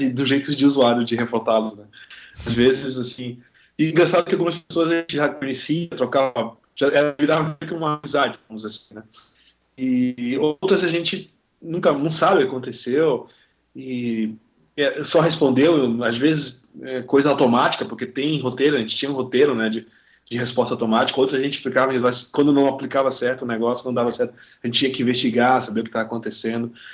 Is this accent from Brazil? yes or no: yes; Belém, Pará, Brazil; moved away as an adult; now in Curitiba, Brazil; eu não sou de Curitiba, eu, moro, eu, eu não sou de tipo, Belém do Pará, então eu fui para Curitiba estudar